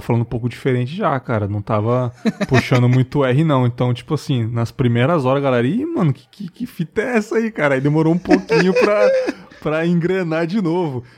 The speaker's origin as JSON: {"language": "Portuguese", "region": "São Paulo", "country": "Brazil", "tie": "born or raised there", "also_born_or_lived": "Vila Silvia, São Paulo", "moved": "as an adult", "lives_now": "Espírito Santo, Brazil", "said": "eu não moro em São Paulo atualmente, eu moro no Espírito Santo, mas eu sou paulistano também, né? Eu cresci ali Legal. em São Miguel Paulista"}